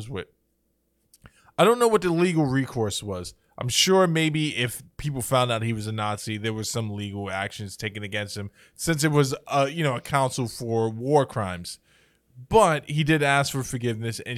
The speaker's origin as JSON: {"language": "English", "town": "New York City", "region": "New York", "country": "United States", "tie": "born or raised there", "also_born_or_lived": "Chicago", "said": "you and I grew up in the city, right?"}